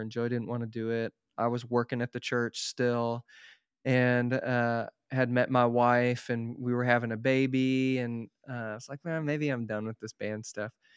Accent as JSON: {"language": "English", "town": "Tulsa", "region": "Oklahoma", "country": "United States", "moved": "yes", "said": "I'm from Tulsa, Oklahoma originally"}